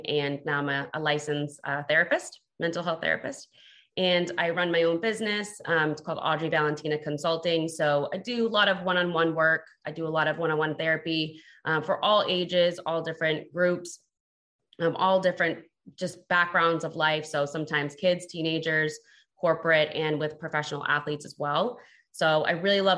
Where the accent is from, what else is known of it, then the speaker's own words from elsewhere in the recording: Boston, Massachusetts, United States; also born or lived in El Paso, Texas; moved to Boston, Massachusetts, where I was raised